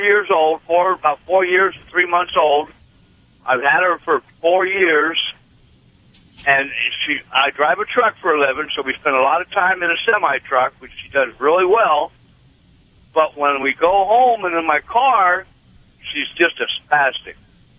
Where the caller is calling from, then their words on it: Iowa, United States; I'm in Iowa today.